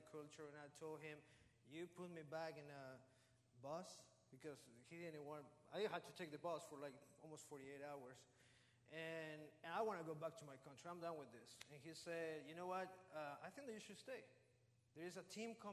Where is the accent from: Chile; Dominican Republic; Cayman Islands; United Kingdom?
Chile; first language Spanish; English is a second language; now in California, United States; I was born in Chile, because I'm a Chilean